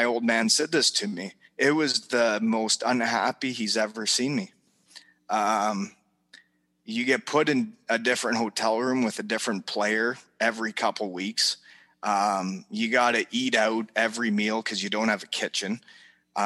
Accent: Elmira, Ontario, Canada; moved away as an adult; also born or lived in Germany / Wales; When I grew up in Elmira

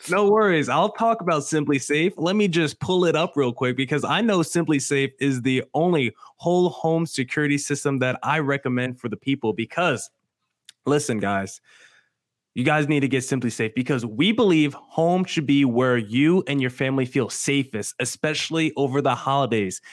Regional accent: New Jersey, United States; moved away as an adult; now in Arizona, United States; water is how people in Jersey say it. That's where I'm from, of course, but I've been in Arizona now for more than a half decade

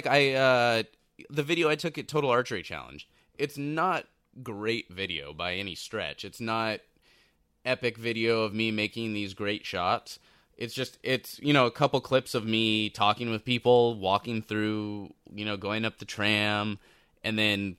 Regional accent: Southern California, United States; I'm a kid from Southern California

